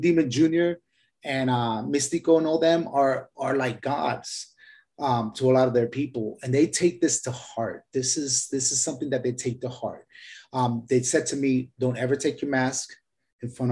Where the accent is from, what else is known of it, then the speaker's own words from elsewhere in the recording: Puerto Rico; I'm from Puerto Rico.